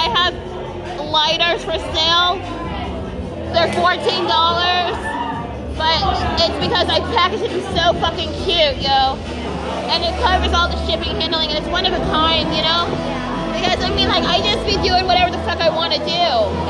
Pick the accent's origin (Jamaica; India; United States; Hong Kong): Jamaica; I'm Jamaican.